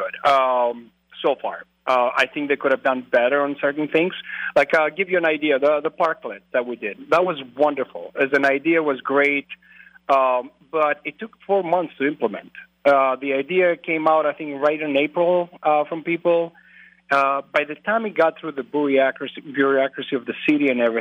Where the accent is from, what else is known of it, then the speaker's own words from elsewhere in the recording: Greece; moved away as an adult; also born or lived in Twin Cities, Minnesota / Eau Claire, Wisconsin; now in La Crosse, United States; I'm originally from Greece. I grew up in Greece. I grew up on a dairy farm